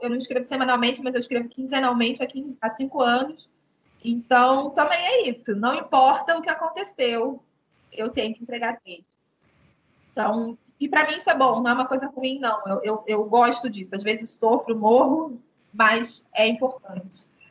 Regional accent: Rio de Janeiro, Brazil; moved away as an adult; also born or lived in Nova Iguaçu, Rio de Janeiro; now in Angola; Eu sou, sou carioca, né? Sou do Rio de Janeiro, mas eu nasci em Nova Iguaçu, na Baixada Fluminense.

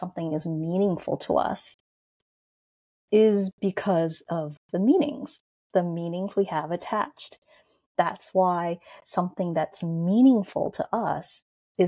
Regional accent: New York, United States; I grew up in New York, in Manhattan, in Chinatown.

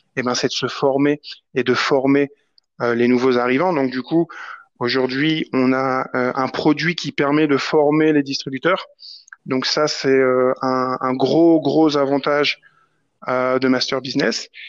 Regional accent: France; on est français

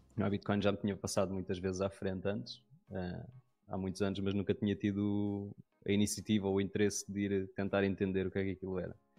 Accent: Lisbon, Portugal; eu sou de Lisboa.

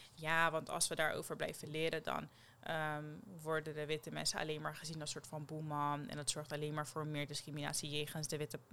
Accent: Netherlands; Jij weet dat ik uit Nederland kom

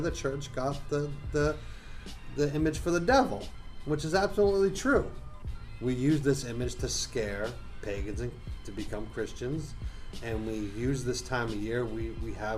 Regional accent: Boston, Massachusetts, United States; I am from Boston, Massachusetts, which is just 20 minutes away from Salem, Massachusetts

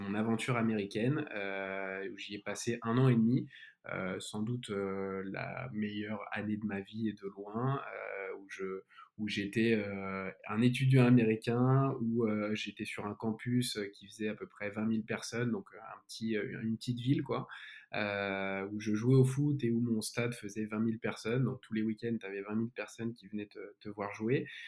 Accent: Lyon, Auvergne-Rhône-Alpes, France; moved away as an adult; also born or lived in United States; now in Paris, France; je suis né à Lyon, je suis un Lyonnais et j'ai passé pas mal de ma vie hors de Lyon, donc aux États-Unis, à Paris, aujourd'hui à Paris

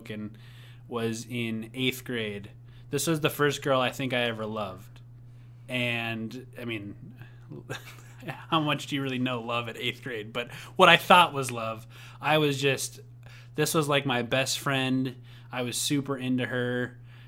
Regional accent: Coon Rapids, Minnesota, United States; also born or lived in Buffalo, Minnesota; in fifth grade, we moved from Buffalo, Minnesota, back to Coon Rapids, Minnesota, where I was born and where I first started growing up.

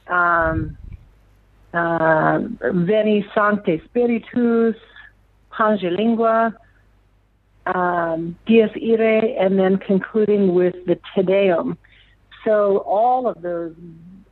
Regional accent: Lakefield, Minnesota, United States; now in Omaha, United States; growing up in Minnesota, in the northern part of the United States

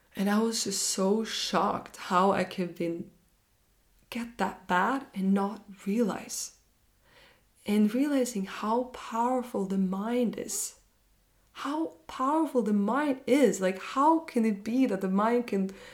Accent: Norway; when I got back to Norway, I'm from Norway

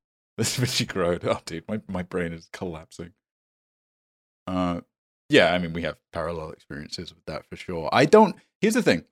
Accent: United Kingdom; me being British and being Indian

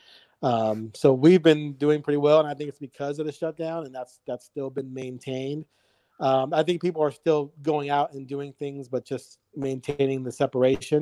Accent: Bay Area, California, United States; also born or lived in Chicago, Illinois; I was born in Chicago, moved to the Bay Area when I was like 5

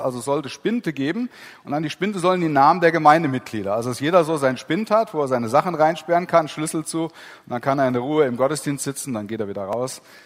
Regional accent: Heisterberg, Gusternhain, Hesse, Germany; wo ich herkomme, Heisterberg, Gustenhain

